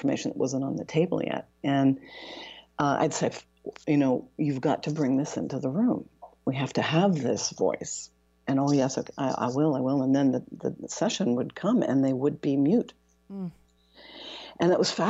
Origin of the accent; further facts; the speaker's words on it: Canada; moved away as an adult; also born or lived in Toronto, Canada / Europe; now in Seattle, United States; I'm Canadian, I was based in Toronto and then ultimately based in Europe